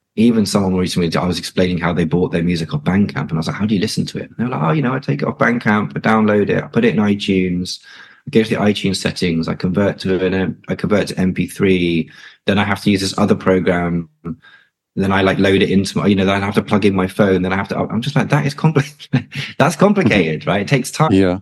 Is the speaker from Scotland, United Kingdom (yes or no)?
no; London, United Kingdom; I'm North London born and born and raised